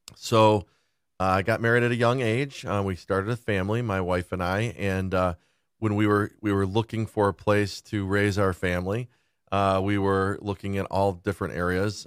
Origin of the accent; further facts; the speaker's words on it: West Bloomfield, Michigan, United States; also born or lived in Rochester Hills; I grew up in West Bloomfield.